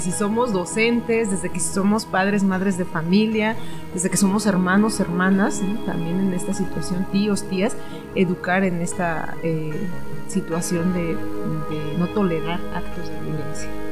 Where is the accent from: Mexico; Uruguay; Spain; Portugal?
Mexico; somos mexicanos, mexicanas